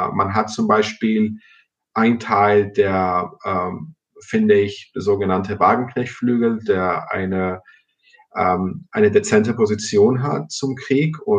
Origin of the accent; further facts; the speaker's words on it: Cyprus; first language el; German is a second language; in Zypern, wo ich herkomme, weil ich auch äh, Griechisch als Muttersprache habe